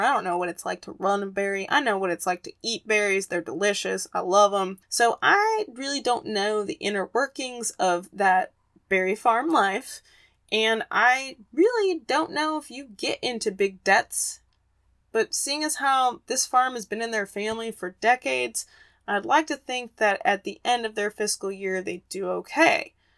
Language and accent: English; Arizona, United States; my home state of Arizona